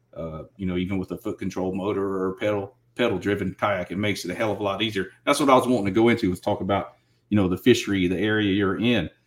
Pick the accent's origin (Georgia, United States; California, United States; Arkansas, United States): Georgia, United States; moved away; I grew up on the East Coast in Georgia